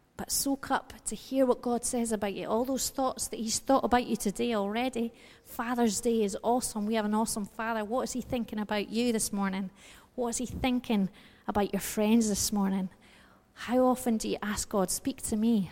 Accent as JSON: {"language": "English", "country": "United Kingdom", "said": "we're British"}